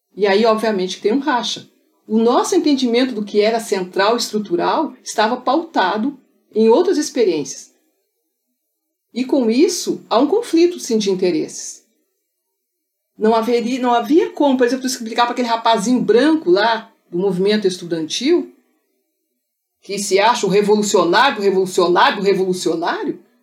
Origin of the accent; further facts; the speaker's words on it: Pelotas, Rio Grande do Sul, Brazil; Eu nasci em Pelotas, a terra das charqueadas